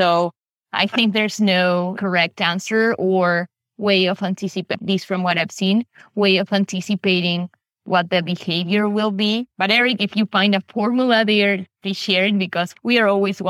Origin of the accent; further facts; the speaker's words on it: Buenos Aires, Argentina; So I'm from Buenos Aires, Argentina. We have people all over Latin America.